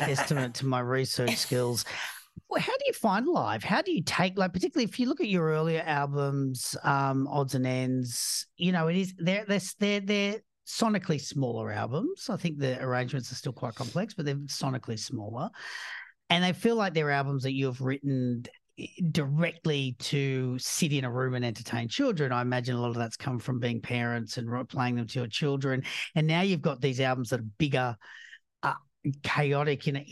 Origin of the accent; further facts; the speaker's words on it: Australia; I'm Australian